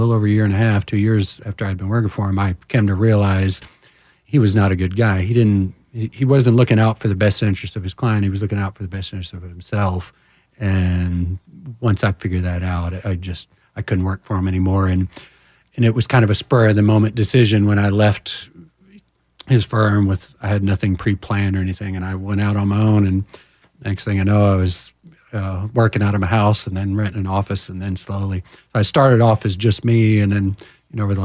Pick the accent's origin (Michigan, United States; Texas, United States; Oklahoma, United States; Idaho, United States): Texas, United States; Houston; I'm from Houston originally